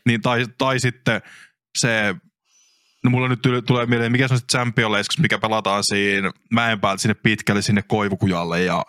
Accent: Kyyjärvi, Central Finland, Finland; mun kotipaikkakunta Kyyjärvi

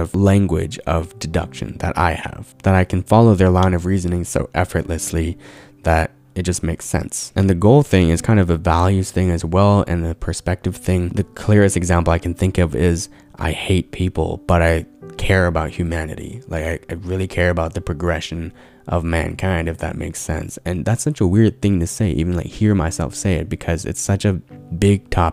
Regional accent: Abbotsford, British Columbia, Canada; I grew up in Abbotsford in predominantly white schools as one of the very few Asian kids

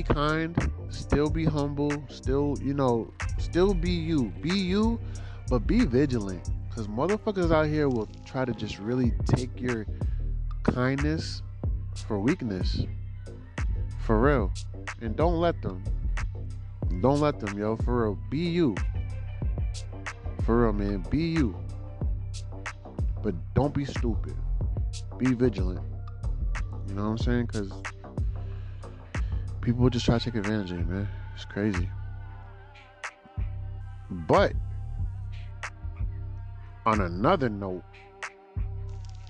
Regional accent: United States; I was, you know, born in America. So because I'm American

